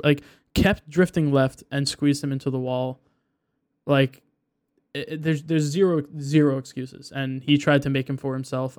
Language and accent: English; United States; we're American